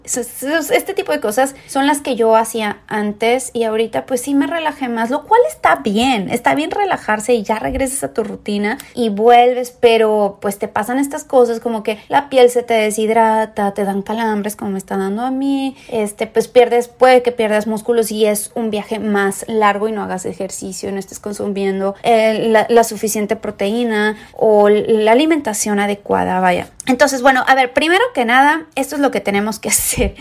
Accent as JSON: {"language": "Spanish", "country": "Mexico", "tie": "born or raised there", "moved": "as an adult", "lives_now": "San Diego, United States", "said": "soy mexicana, toda mi vida eh, viví prácticamente ahí, llevo aquí en Estados Unidos solamente cinco años, yo vivo en San Diego, California"}